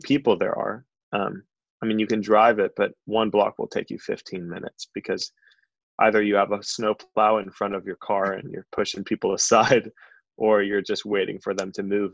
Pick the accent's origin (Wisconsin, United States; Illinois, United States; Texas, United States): Illinois, United States; Chicago; moved away as an adult; also born or lived in Santa Barbara, California; now in Isla Vista, United States; I'm originally from Chicago, but um, I moved out here five years ago for a job at a software company